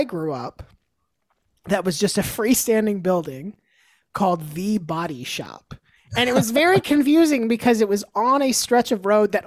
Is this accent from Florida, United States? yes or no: yes; Tampa, Florida, United States; also born or lived in Gainesville, Florida; now in Nashville, United States; I was born in Gainesville, and I moved to Tampa when I was like 3, and I was there through high school